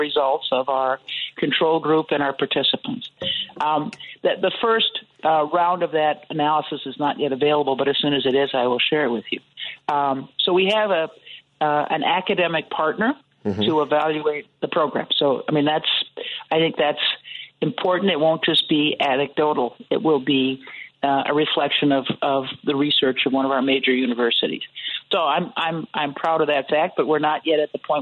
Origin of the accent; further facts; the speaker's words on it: St. Paul, Minnesota, United States; now in Cook County, United States; I grew up in St. Paul, Minnesota